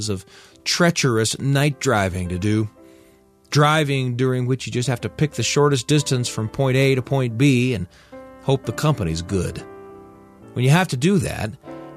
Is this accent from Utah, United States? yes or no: yes; Utah, United States; all the places above my hometown where I used to hike when I was a kid.